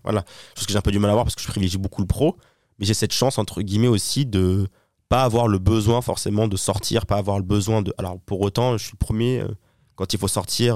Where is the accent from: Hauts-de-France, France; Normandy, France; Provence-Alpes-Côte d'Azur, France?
Provence-Alpes-Côte d'Azur, France; Toulon; now in Paris, France; je viens de Toulon, hein, du sud de la France